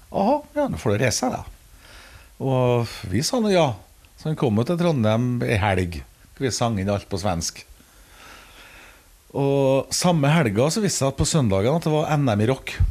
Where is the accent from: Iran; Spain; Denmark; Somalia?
Denmark; Nummer tre var … sjøl om jeg er dansk.